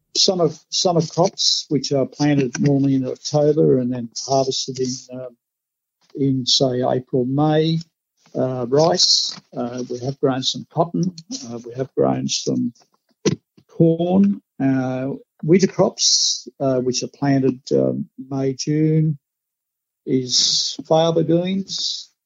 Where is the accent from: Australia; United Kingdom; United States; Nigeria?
Australia; as Australian rice growers